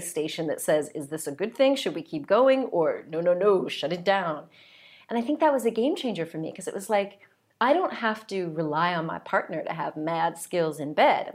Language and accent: English; United States; also born or lived in south of France; now in France; I'm from the United States